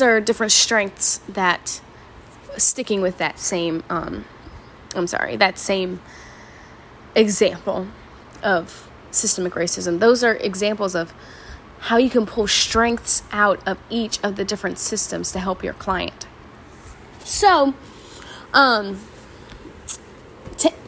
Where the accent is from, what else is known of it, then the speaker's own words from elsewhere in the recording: the South, United States; Where I'm from, I'm from the South